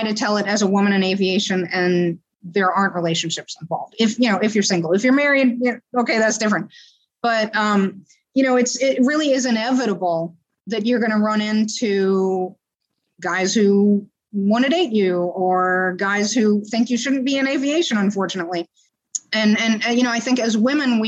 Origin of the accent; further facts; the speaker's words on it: New Orleans, Louisiana, United States; moved away; also born or lived in San Francisco; where I grew up in New Orleans